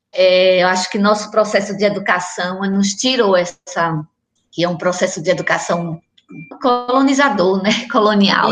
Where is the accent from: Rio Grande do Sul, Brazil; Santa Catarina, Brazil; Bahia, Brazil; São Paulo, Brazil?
Bahia, Brazil; Antônio Gonçalves; Eu já nasci na Itinga, pelas mãos da parteira mãe Júlia